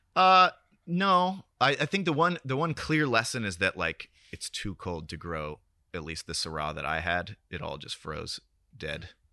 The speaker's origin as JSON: {"language": "English", "town": "Sebastopol", "region": "California", "country": "United States", "tie": "born or raised there", "also_born_or_lived": "Oakland, California", "moved": "as an adult", "lives_now": "Marfa, United States", "said": "I was born in Oakland, moved to Sebastopol when I was nine, went to school there"}